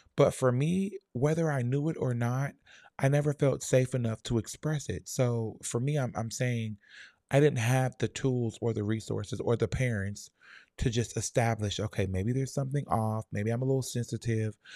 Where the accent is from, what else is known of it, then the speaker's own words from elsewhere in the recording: Lauderhill, Florida, United States; I'm from La, Fort Lauderdale, um, Lauder Hill, Shallow Side